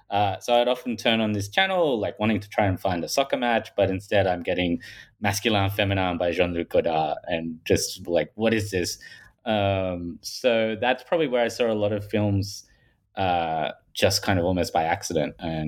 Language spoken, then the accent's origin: English; Australia; accent: Australian; I'm from Australia, if people haven't picked that up from my Paul Hogan style accent.